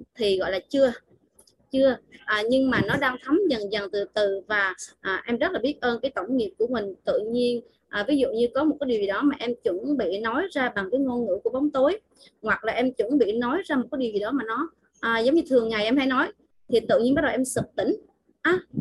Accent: Vietnam; em là à, người xứ Quảng á, cho nên là đôi khi là à, cái giọng nói rồi khuôn mặt nó có vẻ là nó

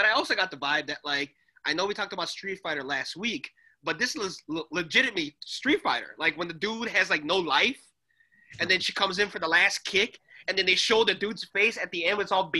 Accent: Canada; I'm actually Canadian.

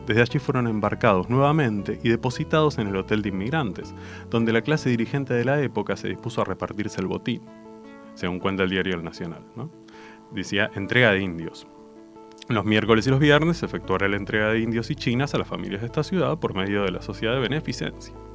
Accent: Argentina; en nuestra patria

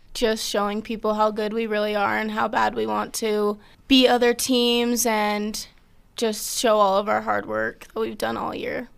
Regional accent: South Jordan, Utah, United States; I'm from South Jordan, Utah

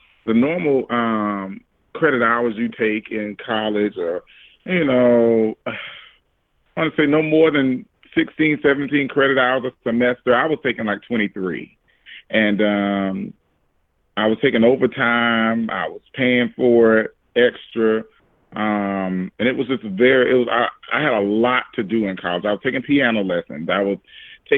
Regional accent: Orangeburg, South Carolina, United States; now in Charleston, United States; I live in Charleston, South Carolina, by way of Orangeburg, South Carolina, but South Carolina

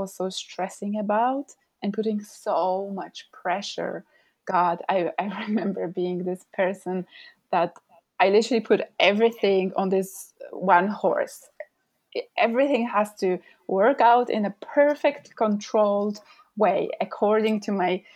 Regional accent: Poland; moved away as an adult; now in London, United Kingdom; I come from Poland, but I currently have lived in London for about 8 years now

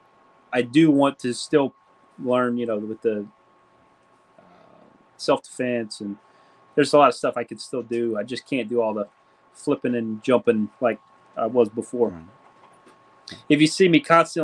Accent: Louisiana, United States; now in Georgia, United States; we're from Louisiana

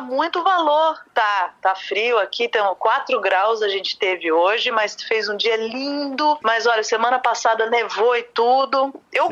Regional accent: São Paulo, Brazil; also born or lived in Rio de Janeiro, Brazil; now in Vienna, Austria; eu sou paulista, filha de pernambucano

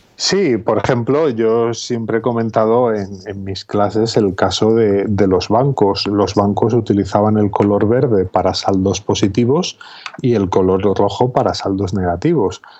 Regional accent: Zamora, Castile and León, Spain; also born or lived in Valladolid; now in Salamanca, Spain; yo nací hace 42 años en Zamora

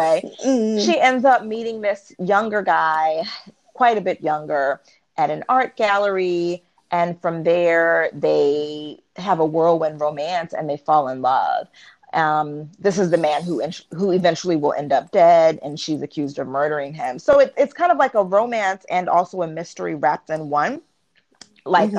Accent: Baltimore, Maryland, United States; which is like my hometown area

